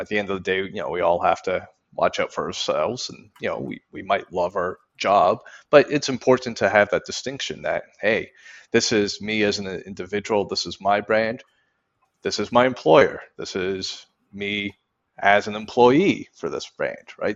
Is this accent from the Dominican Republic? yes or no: no; Canada; I'm from Canada